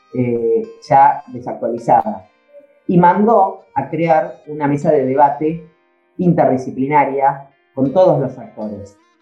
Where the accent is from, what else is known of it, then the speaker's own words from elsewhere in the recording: Tandil, Buenos Aires Province, Argentina; Yo nací eh, acá en Tandil, eh, después estudié en Buenos Aires abogacía